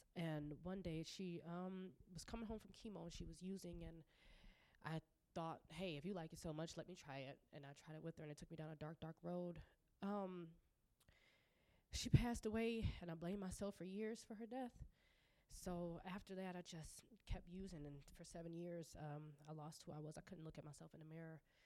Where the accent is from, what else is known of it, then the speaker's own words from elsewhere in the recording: Lockport, Illinois, United States; I'm 27 years old and I'm from Lockport, Illinois